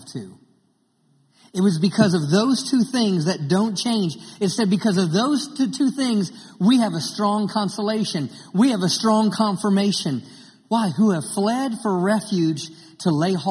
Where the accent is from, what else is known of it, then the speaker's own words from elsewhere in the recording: Maryland, United States; grew up in Maryland, and I grew up on the water